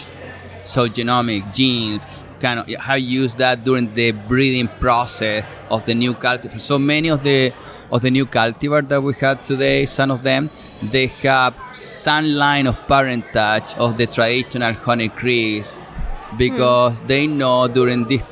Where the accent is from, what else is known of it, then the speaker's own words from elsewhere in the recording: Chile; English is a second language; moved away as an adult; now in New York, United States; I am originally from Chile